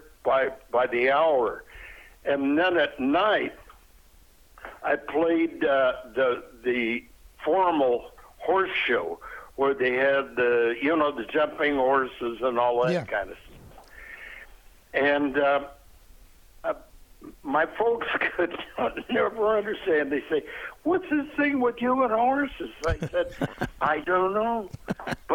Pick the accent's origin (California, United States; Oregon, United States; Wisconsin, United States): Oregon, United States; moved away; also born or lived in Jackson Heights; I'm from the state of Oregon, and I did a lot of my growing up on Jackson Heights